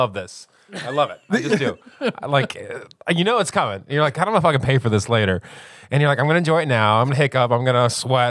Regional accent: United States; I'm American.

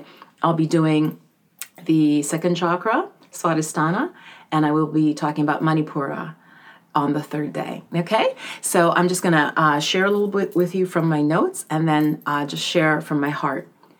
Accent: Jamaica; born there; So in my case, for example, I was born in Jamaica, and my mom immigrated probably when I was around 7 or 8.

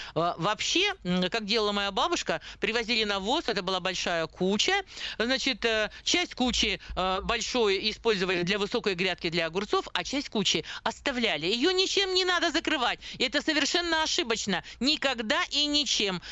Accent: Siberia, Russia; даже мы с Сибиряки

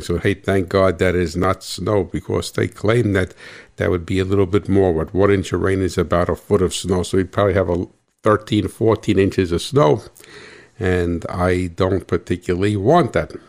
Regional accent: New Jersey, United States; I am from New Jersey

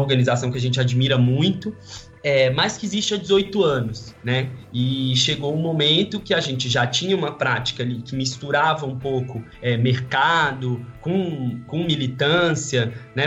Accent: Ceilândia, Federal District, Brazil; moved away as an adult; also born or lived in Brazlândia / São Paulo; now in Rio de Janeiro, Brazil; eu vim do Distrito Federal, nasci e cresci numa cidade que chama Ceilândia até metade da infância. Depois eu fui para uma cidade chamada Braslândia

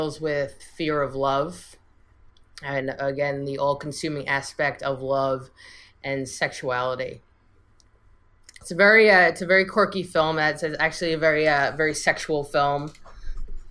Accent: New York City, New York, United States; we're all from the New York City area

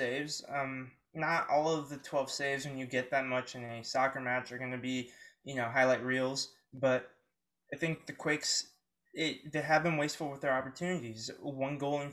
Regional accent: Oakland, California, United States; I was born in Oakland

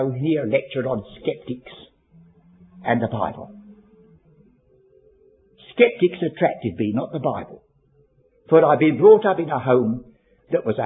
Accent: London, United Kingdom; I was born and brought up in Bermondsey.

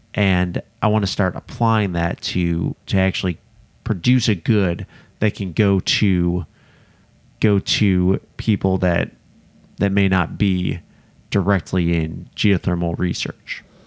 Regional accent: outside of Chicago, Illinois, United States; I grew up outside of Chicago, Illinois

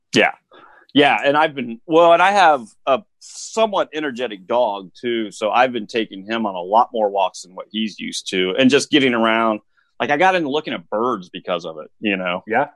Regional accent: Indianapolis, Indiana, United States; moved away as an adult; also born or lived in Colorado; I grew up with an Indianapolis eh, address, but out in the country, basically.

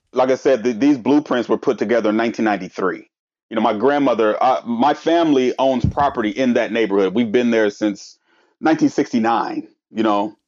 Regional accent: Portland, Oregon, United States; I grew up in North Portland in the Columbia Villa

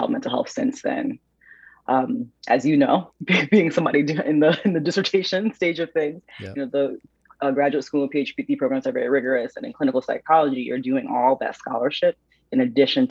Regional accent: Waterbury, Connecticut, United States; I am from Waterbury, Connecticut, which is a smaller city in Connecticut, born and raised

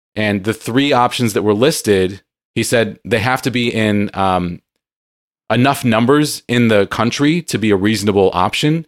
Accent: San Diego, California, United States; moved away; I grew up in San Diego

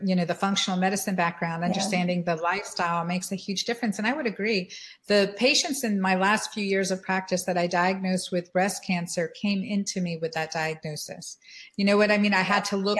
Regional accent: United States; as American women being educated

